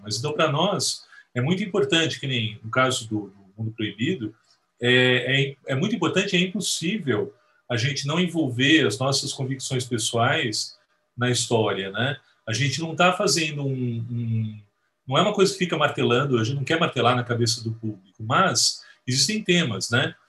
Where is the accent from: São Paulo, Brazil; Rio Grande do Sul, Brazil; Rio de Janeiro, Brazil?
São Paulo, Brazil; Santo André; lá na galáxia distante de Santo André, que é onde eu nasci